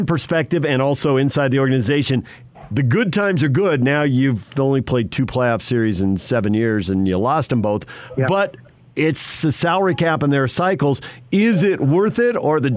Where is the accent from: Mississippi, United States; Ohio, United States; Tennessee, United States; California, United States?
California, United States; San Diego; moved away; I grew up in San Diego and lived in Southern California for a long time